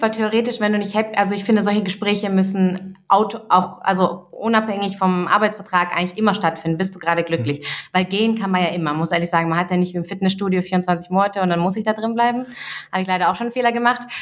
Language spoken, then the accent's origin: German; Russia; now in Germany; Also ich kenne ich auch selber, auch meine Eltern, wir kommen, wir sind aus Russland hier eingewandert.